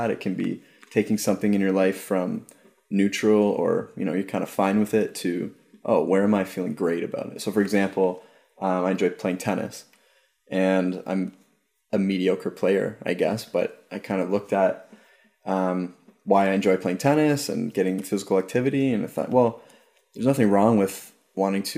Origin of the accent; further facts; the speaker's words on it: Ajax, Ontario, Canada; moved away; also born or lived in St. Joseph's / Toronto; I was born in St. Joseph's, and I grew up in Ajax. So it's a suburb